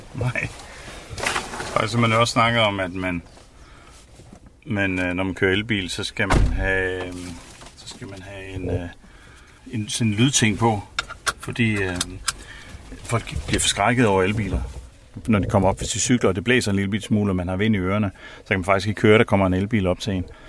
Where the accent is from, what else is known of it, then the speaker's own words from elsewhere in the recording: Samsø, Central Denmark Region, Denmark; jeg er vokset op på Samsø øh, i et landbrug